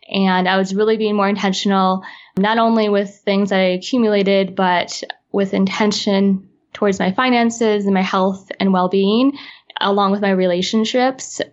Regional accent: Midwest, United States; now in Los Angeles, United States; I currently live in Los Angeles, California, and I'm originally from the Midwest

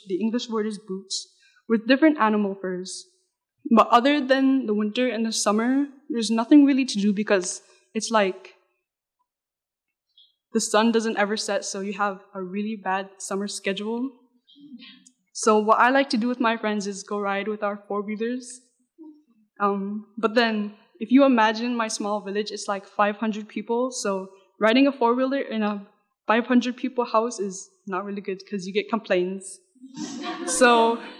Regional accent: Noatak, Alaska, United States; I love my culture and where I grew up, which is Noatak

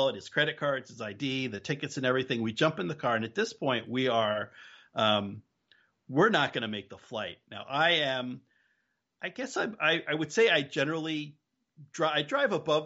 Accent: New Jersey, United States; now in New England, United States; I'm originally from New Jersey and still most of my family is in New Jersey.

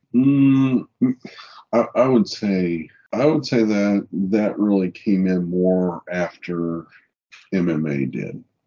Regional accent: Kansas City, United States; I'm from Kansas City

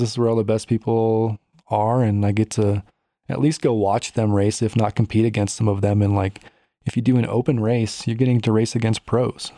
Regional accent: Chicago, Illinois, United States; now in Colorado, United States; I grew up in Chicago

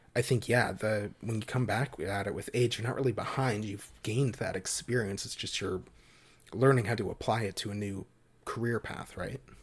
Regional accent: Halifax, Nova Scotia, Canada; I was born and have always lived in Halifax, Nova Scotia, Canada

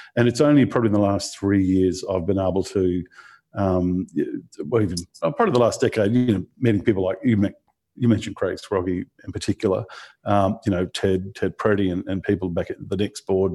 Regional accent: Rockhampton, Queensland, Australia; being in Rockhampton, there weren't, there weren't many computer jobs apart from at the computer store

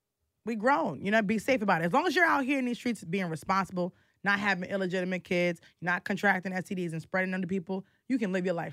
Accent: New York City, New York, United States; I am from the Bronx.

